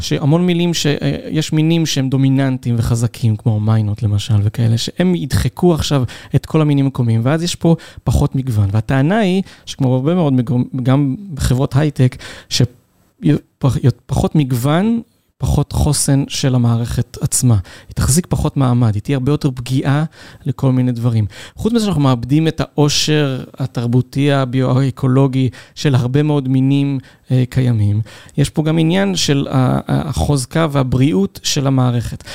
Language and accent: Hebrew; Ein Yahav, Southern District, Israel; המחקר הדוקטורט שלי היה על איפה שגדלתי, על מושב עין יב ועל המושבים באזור של ערבה תיכונה